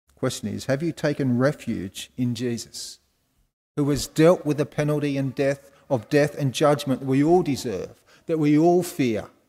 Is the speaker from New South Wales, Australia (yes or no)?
yes; Wollongong, New South Wales, Australia; i just picked them all up in Wollongong because I'm from Wollongong